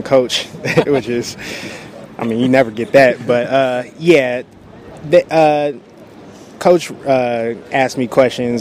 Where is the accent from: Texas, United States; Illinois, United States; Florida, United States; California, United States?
California, United States; San Jose; I'm from San Jose, California.